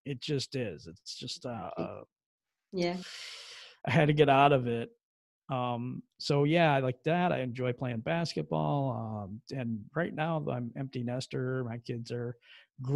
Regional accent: Michigan, United States; also born or lived in Bremerton, Washington / Minneapolis, Minnesota; I'm from Michigan in the United States

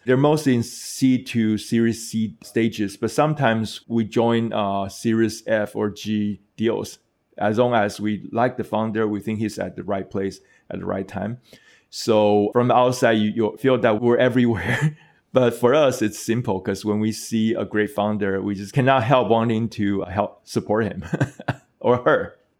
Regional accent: Taiwan; my home country, Taiwan

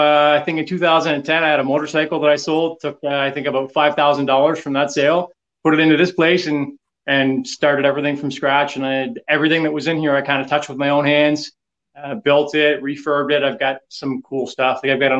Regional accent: Canada; I'm from the East Coast. I think I'm probably in the area of about 1,200 miles away from Buffalo.

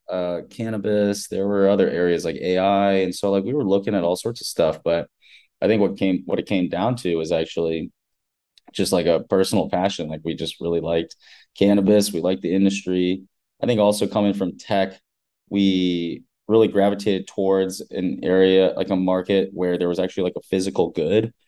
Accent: United States; I was born and raised in America, like first generation

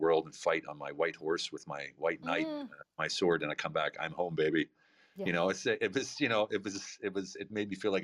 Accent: United States; I'm American, my wife's Hungarian

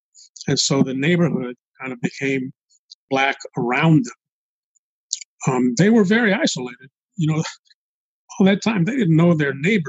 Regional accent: Los Angeles, California, United States; Well, I was as a kid, I was largely ignored. My family had been in that neighborhood for a very long time.

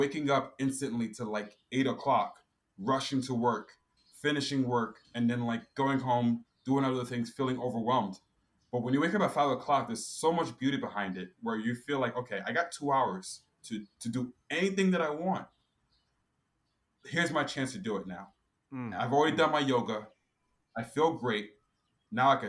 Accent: Newark, New Jersey, United States; I was born here in Newark, New Jersey, but my mom and my dad and my brothers were all born from Ghana

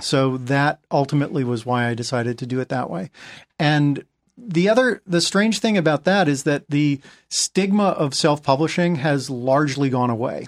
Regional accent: New England, United States; moved away; growing up in New England

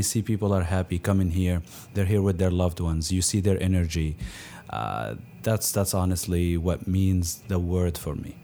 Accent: Palestine; moved away as an adult; now in Milwaukee, United States; I was born here in Milwaukee, actually, but my family moved right away to Palestine. And I grew up there till I finished high school, and I came in here for college.

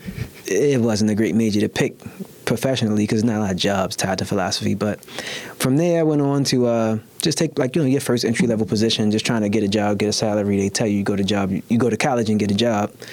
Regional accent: Baltimore, Maryland, United States; I was born and raised in Baltimore, grew up in East Baltimore

